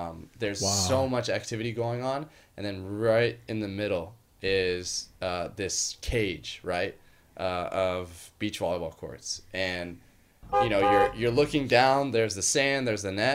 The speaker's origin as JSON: {"language": "English", "town": "Miami", "region": "Florida", "country": "United States", "tie": "born or raised there", "moved": "yes", "said": "I grew up in Miami"}